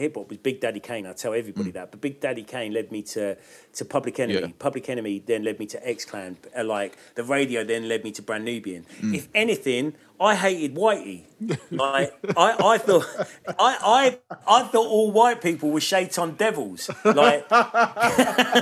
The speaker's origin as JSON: {"language": "English", "town": "Watford", "region": "East of England", "country": "United Kingdom", "tie": "born or raised there", "said": "I grew up in Watford in the 80s."}